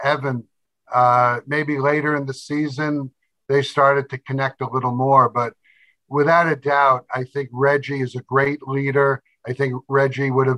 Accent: New York City, New York, United States; I was born in Brooklyn

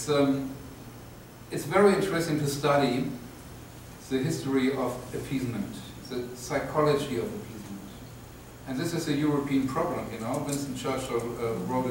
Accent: Germany; I'm from Germany

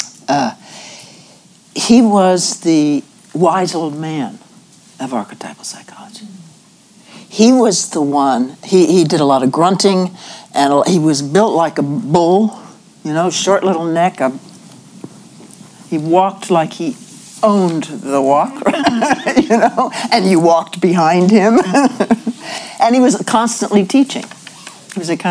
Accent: Ohio, United States; moved away; where I grew up in Ohio

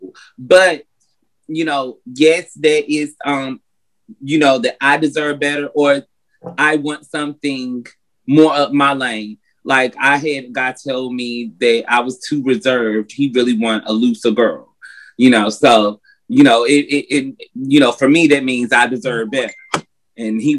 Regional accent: North Carolina, United States; now in Atlanta, United States; I'm originally from North Carolina, but I reside in Atlanta, Georgia

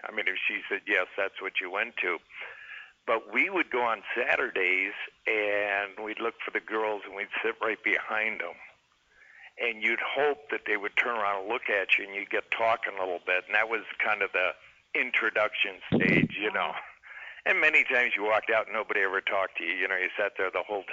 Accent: Cleveland, Ohio, United States; also born or lived in Mentor-on-the-Lake, Ohio; I was born and raised in Cleveland. And I lived in a little town called Mentor on the Lake, and it was about 30 miles northeast of Cleveland

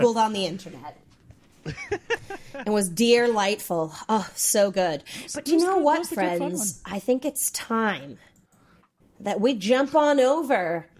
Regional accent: the South, United States; I'm from the South

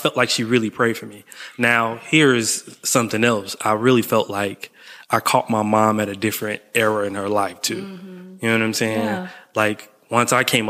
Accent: Chicago, Illinois, United States; I grew up on the south side of Chicago

